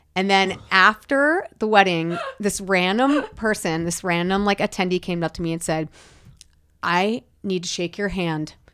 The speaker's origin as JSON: {"language": "English", "area": "Rockland County", "region": "New York", "country": "United States", "tie": "born or raised there", "moved": "yes", "lives_now": "California, United States", "said": "growing up in New York"}